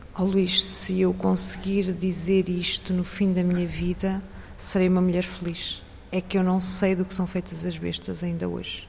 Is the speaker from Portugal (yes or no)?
yes; a village near Leiria, Centro, Portugal; moved away as an adult; now in France; Nós portugueses. Nasci numa aldeia